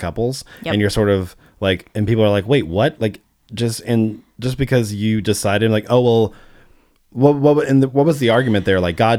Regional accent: St. Louis, Missouri, United States; born there; My parents were Southern Baptists when I was born. Mm-hmm. That was the church that they went to. And I was born in St. Louis, outside St. Louis, Missouri.

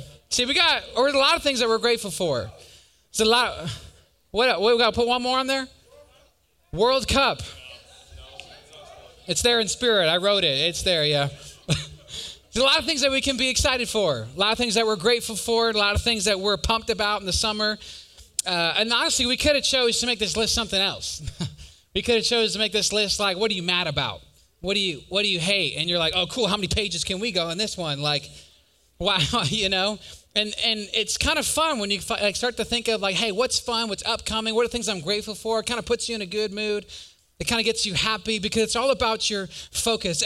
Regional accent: Wisconsin, United States; I'm from Wisconsin.

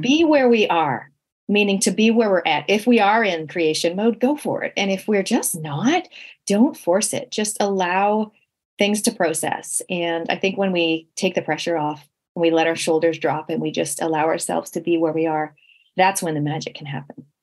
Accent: Canada; moved away; growing up in Canada, we literally had no relatives. Like me and my sisters, we were born in Canada.

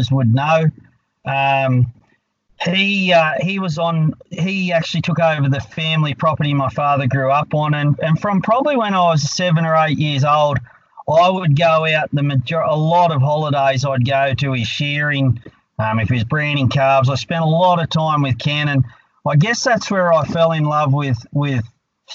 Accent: Scone, New South Wales, Australia; I was born and bred in Scone. I am local.

